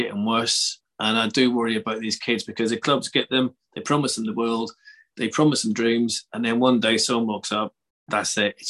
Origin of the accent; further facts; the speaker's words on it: Belfast, Northern Ireland, United Kingdom; I'm from Belfast.